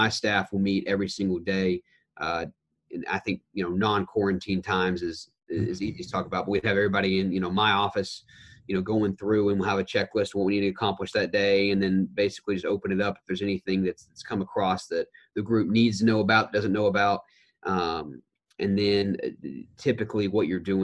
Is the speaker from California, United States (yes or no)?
no; Knoxville, Tennessee, United States; also born or lived in Auburn; now in Chapel Hill, United States; we're both originally from Knoxville